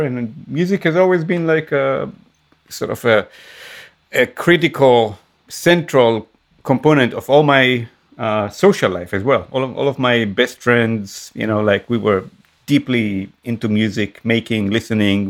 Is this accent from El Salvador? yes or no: no; Israel; moved away; growing up in Israel, you always feel, especially when you're I guess when your uh, origins are from an Arabic um, world, like the in my case Yemenite Jewish